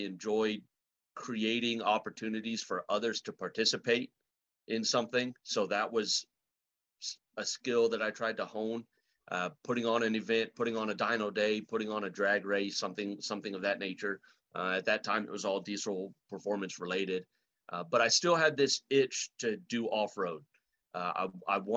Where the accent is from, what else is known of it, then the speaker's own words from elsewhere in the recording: Los Fresnos, Texas, United States; also born or lived in Brownsville, Texas; I grew up in deep South Texas, down by South Padre Island. I was born in Brownsville, and I was raised in a small town called Los Fresnos.